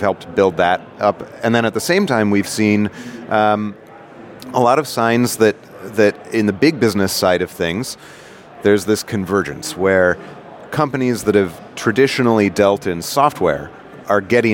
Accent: New York, United States; moved away as an adult; now in Silicon Valley, United States; I'm a New Yorker.

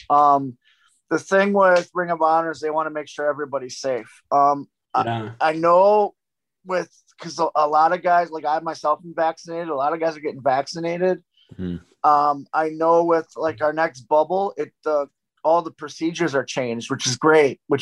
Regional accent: Milwaukee, Wisconsin, United States; I'm from Milwaukee.

